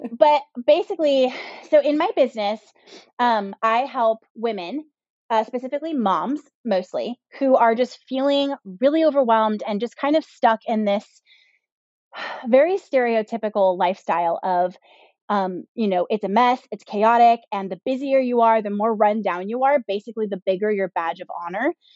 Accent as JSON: {"language": "English", "region": "Southern California", "country": "United States", "tie": "born or raised there", "also_born_or_lived": "Northwest Arkansas", "said": "we're from Southern California. We're born and raised here. This is where we live now"}